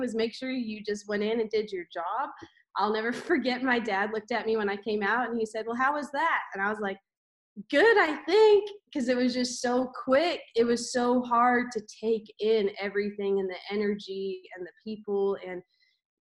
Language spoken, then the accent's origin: English; Canada; I never thought as a Canadian, I would go down to, like come down to the US